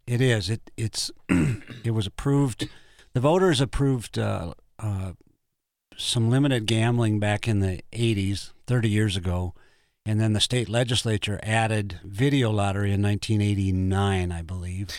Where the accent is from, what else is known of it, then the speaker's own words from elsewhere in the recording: Brookings, South Dakota, United States; I was born in Brookings and, uh, grew up there, spent my life there.